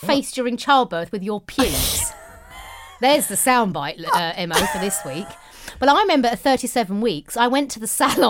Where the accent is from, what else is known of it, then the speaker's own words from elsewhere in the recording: London, United Kingdom; now in Dallas, United States; I'm from London, but live in Dallas, Texas, and listening to you makes me feel like I'm back home.